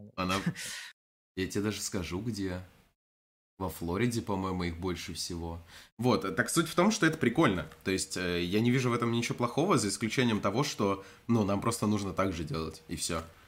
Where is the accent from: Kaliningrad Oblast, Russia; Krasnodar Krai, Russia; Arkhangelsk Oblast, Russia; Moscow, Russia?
Krasnodar Krai, Russia; Я не с Дона, конечно, но не слишком далеко оттуда. Если так уж интересно, я из Краснодарского края.